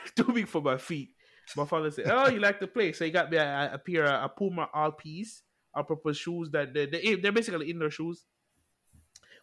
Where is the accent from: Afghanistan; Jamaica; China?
Jamaica; I grew up in Jamaica. For all who don't know, I grew up in Jamaica.